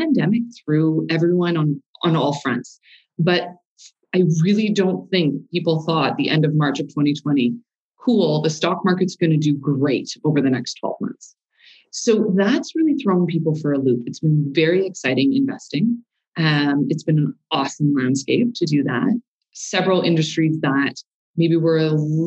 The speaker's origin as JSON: {"language": "English", "town": "Montreal", "region": "Quebec", "country": "Canada", "tie": "born or raised there", "moved": "as an adult", "lives_now": "Calgary, Canada", "said": "born and raised in Montreal, moved to Calgary in 06"}